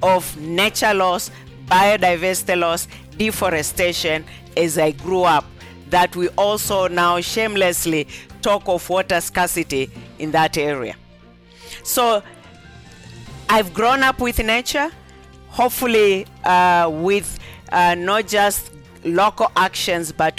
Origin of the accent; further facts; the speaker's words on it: near Mount Kilimanjaro, Tanzania; moved away; I come from the United Republic of Tanzania, and actually my home village is exactly 2 kilometers from the spot where mountain climbers to the peak of Mountain Kilimanjaro begins. So I've grown up surrounded by water